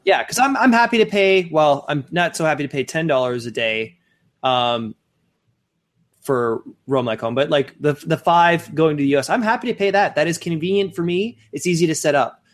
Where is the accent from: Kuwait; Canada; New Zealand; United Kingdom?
Canada; Sault Ste. Marie, Ontario; moved away; my hometown of Sault Ste. Marie